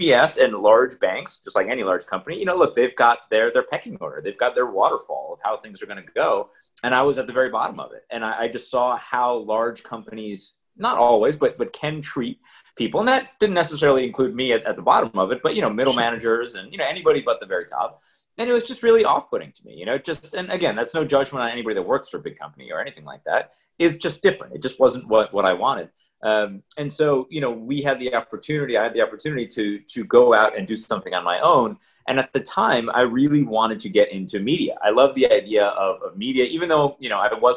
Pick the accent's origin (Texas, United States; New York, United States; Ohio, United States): New York, United States; Rochester; I'm from upstate New York. I'm from Rochester, Brighton to be specific